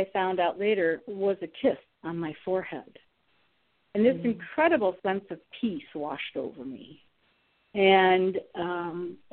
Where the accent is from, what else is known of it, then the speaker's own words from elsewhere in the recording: Ohio, United States; now in Atlanta, United States; I live in Atlanta, but I'm from Ohio